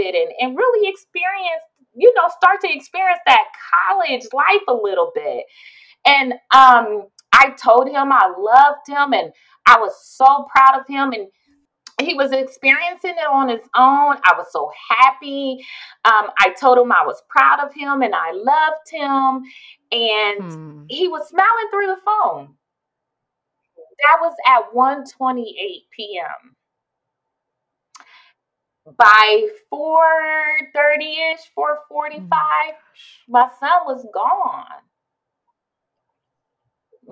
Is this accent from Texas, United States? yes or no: no; Columbus, Ohio, United States; moved away; We're originally from Columbus, Ohio